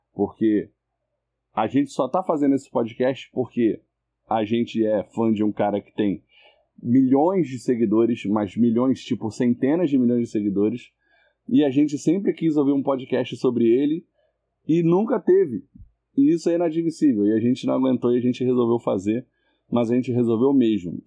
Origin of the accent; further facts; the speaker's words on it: Rio de Janeiro, Brazil; eu sou do Rio de Janeiro